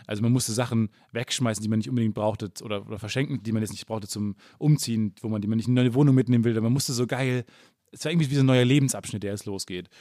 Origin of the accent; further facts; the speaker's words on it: Kamen, North Rhine-Westphalia, Germany; Kam, wo ich herkomme, 30.000 oder was